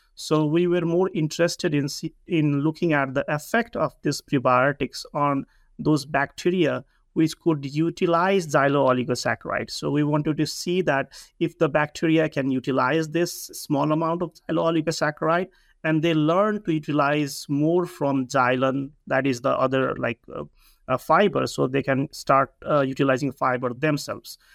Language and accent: English; Nepal; moved away as an adult; also born or lived in Hawaii, United States; I come from Nepal